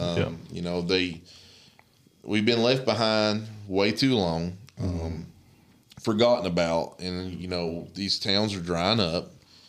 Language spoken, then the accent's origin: English; Appalachia, United States; that's where I'm from. {S0} Yeah. {S1} I'm Appalachian.